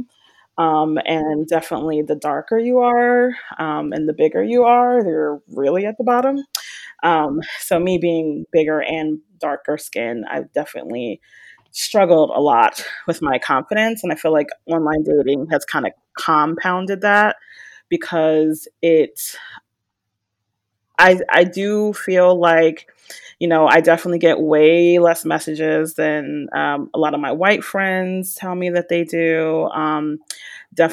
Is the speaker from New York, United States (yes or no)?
no; Philadelphia, Pennsylvania, United States; moved away as an adult; now in Raleigh, United States; I am originally from Philadelphia, and I now reside in Raleigh, North Carolina, and I've been here about 9 years